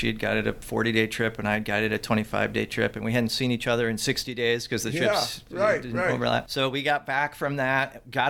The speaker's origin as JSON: {"language": "English", "town": "Minneapolis", "region": "Minnesota", "country": "United States", "tie": "born or raised there", "also_born_or_lived": "Pittsburgh", "lives_now": "Duluth, United States", "said": "I grew up in Minneapolis and I liked it, and it was a lovely spot, but I don't hold a special affinity there."}